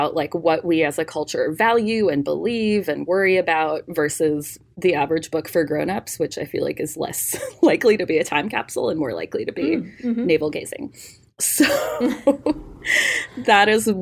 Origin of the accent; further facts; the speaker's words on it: Tucson, Arizona, United States; I am from Tucson, Arizona, born and raised